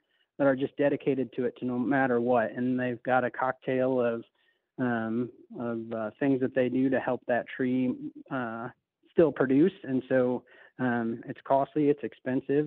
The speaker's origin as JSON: {"language": "English", "region": "Northwest Illinois", "country": "United States", "tie": "born or raised there", "moved": "as an adult", "said": "I grew up in Northwest Illinois."}